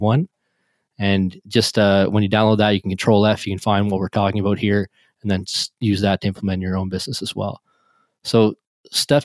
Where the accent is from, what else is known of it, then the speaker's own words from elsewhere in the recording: Canada; I'm Canadian up here as well